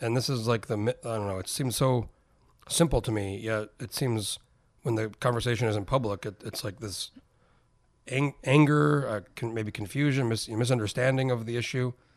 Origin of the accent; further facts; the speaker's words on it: New Mexico, United States; moved away as an adult; I grew up in New Mexico